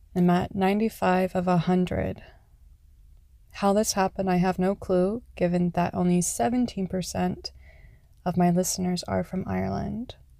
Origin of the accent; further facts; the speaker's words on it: Canada; Canada, my home country